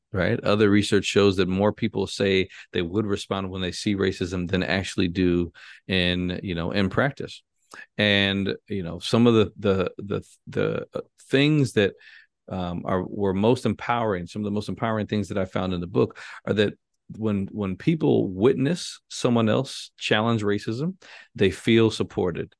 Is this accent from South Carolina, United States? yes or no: no; Chicago, Illinois, United States; I'm from Chicago. Um, you know, born and raised on the north side of Chicago